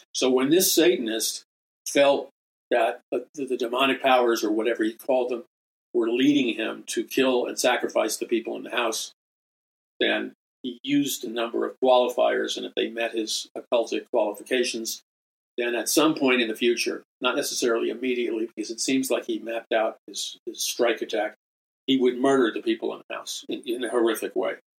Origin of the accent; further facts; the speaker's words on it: New York City, New York, United States; from a very young boy growing up in Jackson Heights, Queens